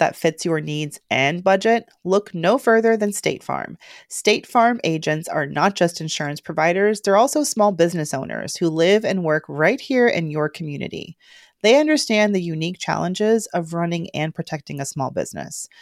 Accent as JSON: {"language": "English", "region": "Georgia", "country": "United States", "said": "I'm from Georgia"}